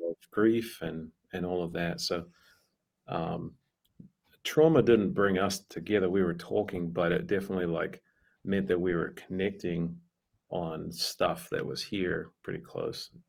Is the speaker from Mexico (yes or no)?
no; New Zealand; moved away as an adult; a missionary from the states planted a church in my hometown in New Zealand